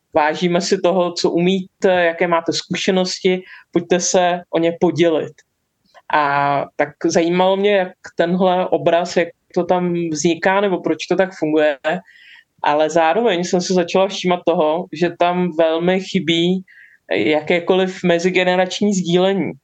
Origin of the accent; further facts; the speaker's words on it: Czechia; u nás ultrapasivní.